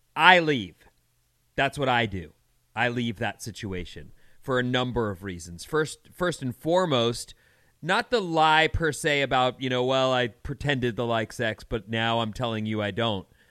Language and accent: English; California, United States; I'm Californian